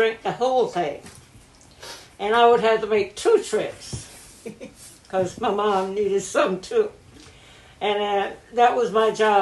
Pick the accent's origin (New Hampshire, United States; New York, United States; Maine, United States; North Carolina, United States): North Carolina, United States; Bolton; I was born July 1931 in Bolton, North Carolina